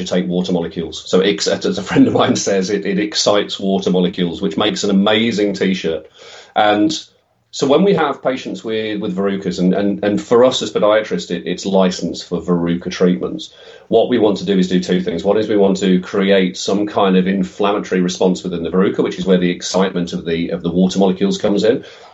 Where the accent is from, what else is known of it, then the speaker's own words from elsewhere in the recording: Midlands, United Kingdom; also born or lived in Oxford; came back to the Midlands, where both of our families were from